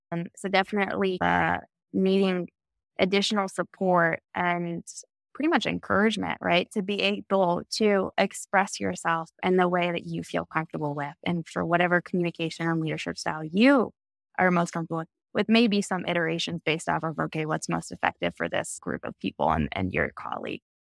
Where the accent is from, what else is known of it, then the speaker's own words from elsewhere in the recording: Texas, United States; being the four out of five kids growing up in Texas